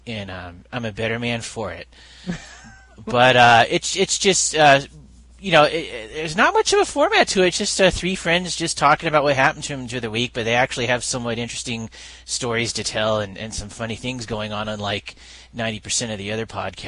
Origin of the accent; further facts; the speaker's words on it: California, United States; also born or lived in Reston, Virginia / Norfolk, Virginia / Florida; Yes, well, I lived in Reston, Virginia, Norfolk, Virginia, some places in Florida. And then from about age 8 years old on, I lived in California.